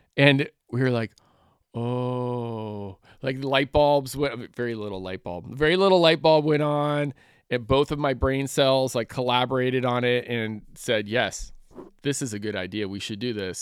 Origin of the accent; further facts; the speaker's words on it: Northern California, United States; growing up in Northern California